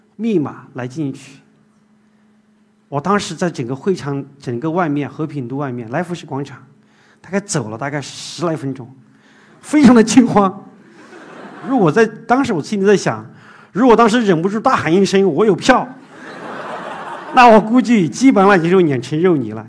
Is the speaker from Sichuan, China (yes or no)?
yes; Zigong, Sichuan, China; moved away as an adult; now in Shanghai, China; 我是出生在四川自贡一个小山区里面